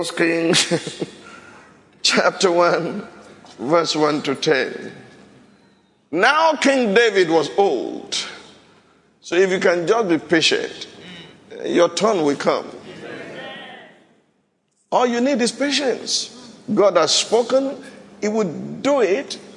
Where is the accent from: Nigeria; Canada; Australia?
Nigeria; Shodeke, where I came from.